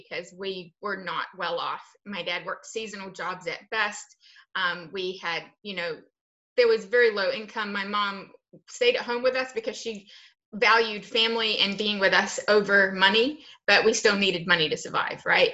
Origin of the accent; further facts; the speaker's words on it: New Zealand; I was born and raised in New Zealand.